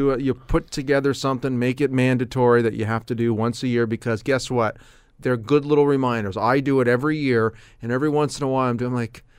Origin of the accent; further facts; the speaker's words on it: Canada; And being Canadian